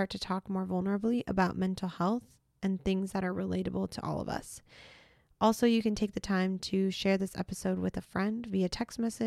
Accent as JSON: {"language": "English", "region": "Minnesota", "country": "United States", "moved": "yes", "lives_now": "Utah, United States", "said": "My mom lives in Minnesota. I'm from Minnesota. So my whole family's in Minnesota"}